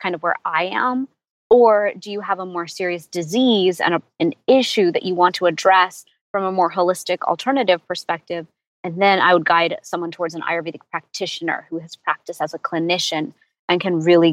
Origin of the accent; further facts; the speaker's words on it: Houston, Texas, United States; I was born in Houston, Texas, and my whole life we traveled to India as a family